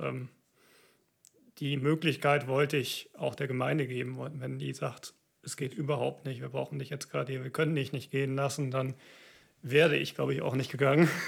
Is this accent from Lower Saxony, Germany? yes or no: no; Siegerland, North Rhine-Westphalia, Germany; now in Cologne, Germany; Ich komme aus dem Siegerland, so der südöstlichste Zipfel Nordrhein-Westfalens